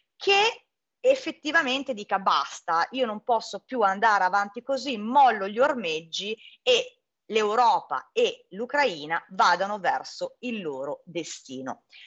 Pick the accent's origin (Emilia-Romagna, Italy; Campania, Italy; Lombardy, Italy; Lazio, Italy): Lombardy, Italy; Milan; da milanese, che comunque è stata um, a Roma, è stata a Napoli, è stata in Calabria